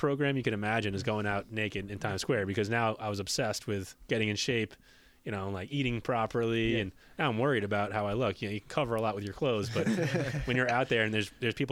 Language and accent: English; Sayville, New York, United States; I grew up in Sayville